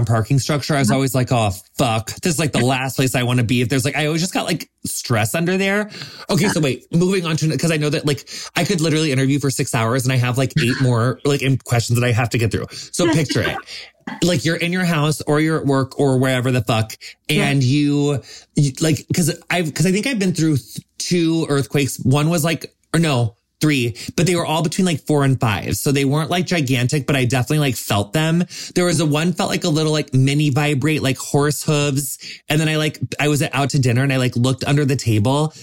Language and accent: English; Tornado Alley, United States; moved away; I grew up in Tornado Alley